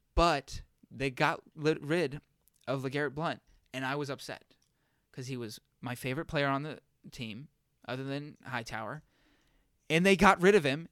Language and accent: English; Massachusetts, United States; moved away; I'm from Massachusetts